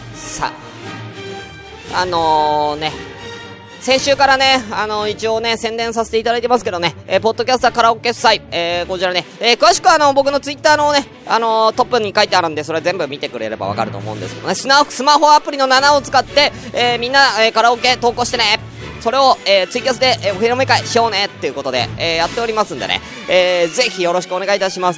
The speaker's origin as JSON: {"language": "Japanese", "region": "Tokyo", "country": "Japan", "tie": "born or raised there", "said": "僕は全然東京出身ですって"}